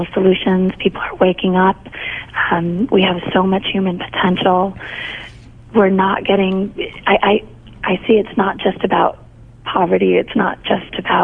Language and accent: English; United States; growing up in the United States